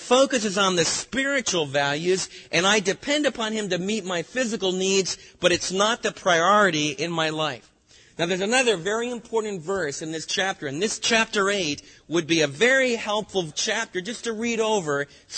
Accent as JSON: {"language": "English", "country": "United States", "said": "as American believers"}